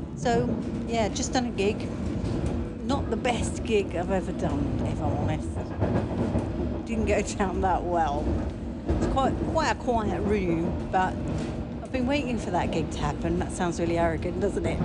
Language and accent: English; United Kingdom